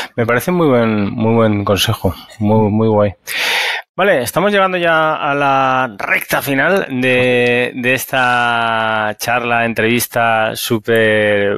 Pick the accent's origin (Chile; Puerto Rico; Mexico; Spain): Spain; Valencia, Valencian Community; yo soy de Valencia, en España